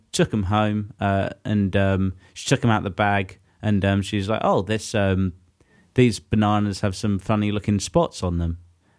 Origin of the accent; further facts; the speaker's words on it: England, United Kingdom; we cram a lot of events into our winter calendar, don't we, as English